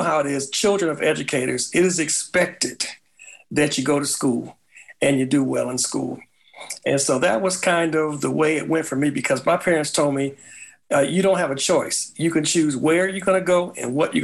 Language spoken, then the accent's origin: English; Gary, Indiana, United States; I'm from Gary, Indiana, which is northwest Indiana, about 30 miles east of Chicago. I grew up